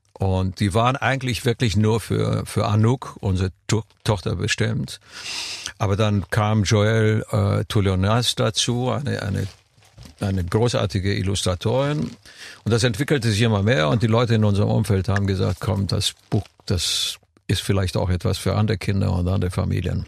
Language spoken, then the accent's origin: German; Romania; moved away; als Kind in Rumänien